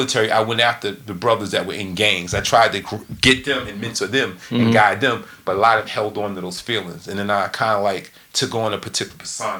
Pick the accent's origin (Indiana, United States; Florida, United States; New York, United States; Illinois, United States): New York, United States; So he knew I was from New York.